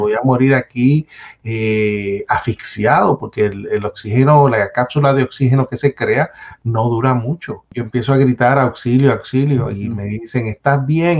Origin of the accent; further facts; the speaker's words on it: Bayamón, Puerto Rico; moved away as an adult; also born or lived in Santurce, San Juan; now in United States; de Bayamón, nacido en Santurce, criado en Bayamón